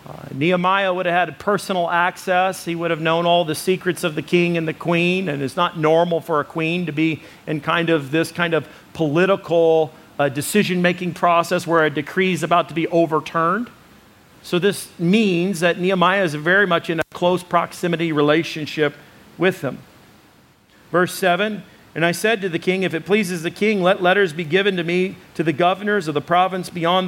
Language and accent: English; United States; Don't worry, I am an American.